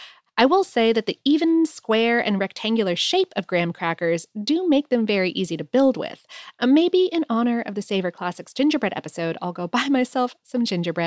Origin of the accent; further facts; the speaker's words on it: Florida, United States; Growing up in Florida and coming from a very stereotypical Florida household, I, of course, had multiple citrus trees growing in my backyard.